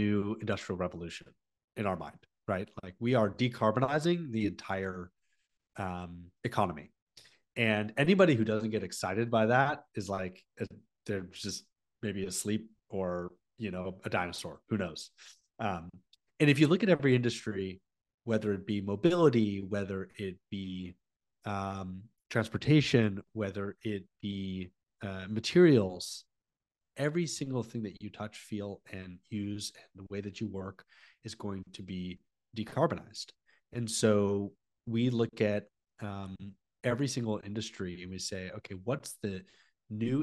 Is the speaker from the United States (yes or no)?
yes; Palo Alto, California, United States; as a kid growing up in Palo Alto, California